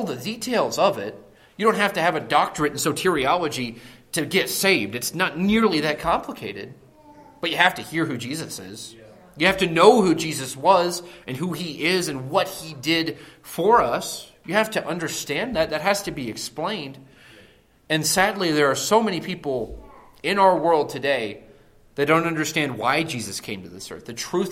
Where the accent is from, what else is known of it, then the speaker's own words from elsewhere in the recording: close to Akron, Northeast Ohio, United States; moved away; I grew up in Northeast Ohio